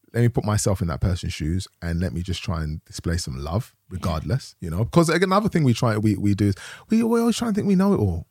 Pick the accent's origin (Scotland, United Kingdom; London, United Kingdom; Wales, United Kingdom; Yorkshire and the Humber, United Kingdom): London, United Kingdom; I grew up in Tottenham, London